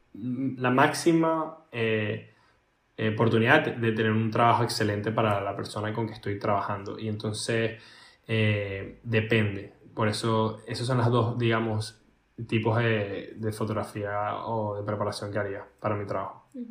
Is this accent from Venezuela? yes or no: yes; Venezuela; moved away; Yo vengo de Venezuela, la mayoría de la gente donde yo trabajo son europeos